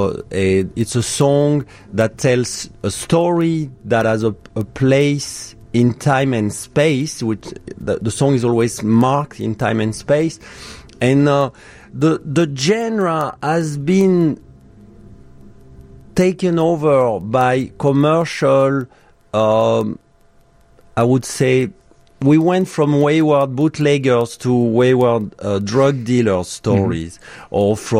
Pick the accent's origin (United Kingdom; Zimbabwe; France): France; now in Chicago, United States; And I'm from France.